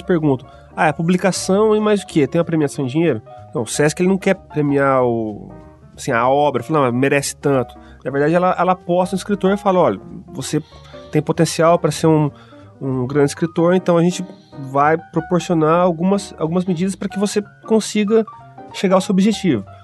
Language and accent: Portuguese; Maringá, Paraná, Brazil; sou da terra, sou de Maringá